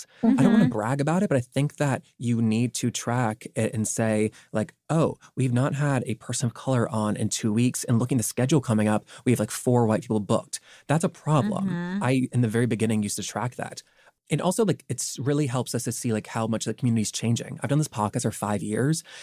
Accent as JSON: {"language": "English", "region": "the South", "country": "United States", "tie": "born or raised there", "said": "growing up in the South"}